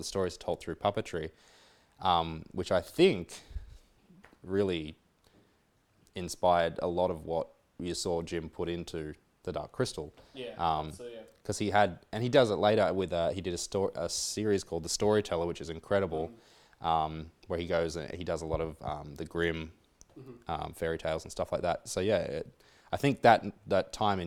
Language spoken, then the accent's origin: English; Coffs Harbour, New South Wales, Australia; moved away; I grew up in Coffs Harbour